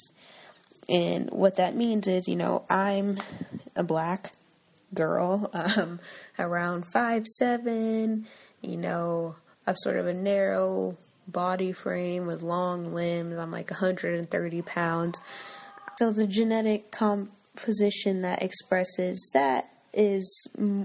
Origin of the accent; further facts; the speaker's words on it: United States; I'm American